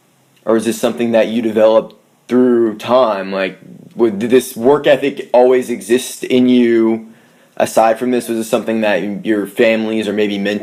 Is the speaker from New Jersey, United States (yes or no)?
no; Maine, United States; also born or lived in Colorado; now in Nashville, United States; That's where I'm from. From Maine.